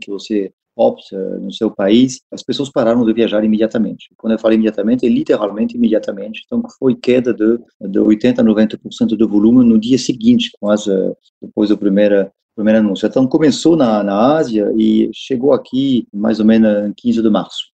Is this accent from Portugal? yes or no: no; France; Portuguese is a second language; moved away as an adult; also born or lived in Paris; now in Brazil; sou francês, eu vivo há oito anos no Brasil.